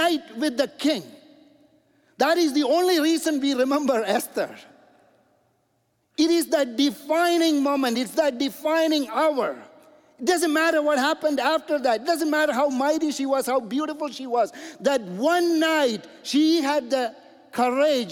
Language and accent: English; India; moved away; also born or lived in Toronto, Canada; I'm an engineer from India.